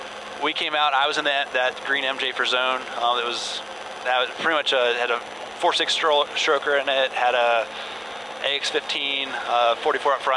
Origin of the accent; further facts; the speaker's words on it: Virginia, United States; moved away as an adult; now in Michigan, United States; I'm from Virginia, so moved up to Michigan and started the job there